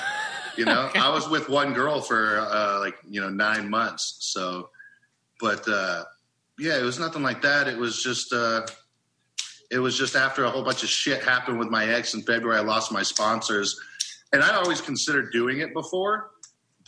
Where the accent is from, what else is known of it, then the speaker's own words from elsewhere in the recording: Oklahoma, United States; I'm from Oklahoma